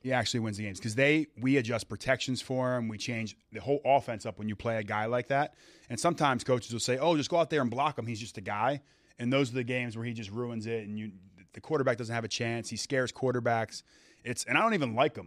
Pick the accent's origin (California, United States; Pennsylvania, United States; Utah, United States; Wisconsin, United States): Pennsylvania, United States; Philadelphia; I grew up in Philadelphia.